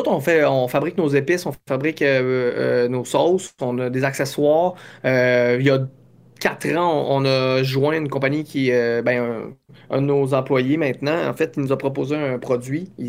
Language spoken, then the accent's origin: French; Quebec, Canada; accent: Quebec; Je parle correct, j'ai un accent, mais je pense que ça va faire mon, mon, cachet, mon petit côté.